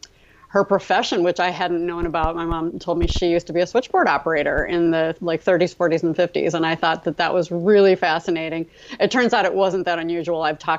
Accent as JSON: {"language": "English", "region": "Midwest", "country": "United States", "tie": "born or raised there", "also_born_or_lived": "Baltimore", "said": "I was born in Baltimore. But we moved to the Midwest when I was about 3."}